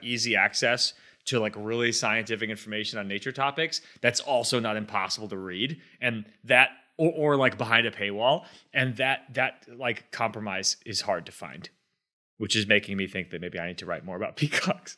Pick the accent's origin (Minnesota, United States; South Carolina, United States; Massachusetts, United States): Massachusetts, United States; Boston; when I was a kid, growing up around Boston